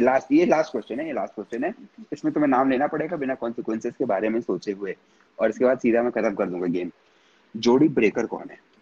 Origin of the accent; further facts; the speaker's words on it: Tehri Garhwal, Uttarakhand, India; मैं पहाड़ी आदमी हूँ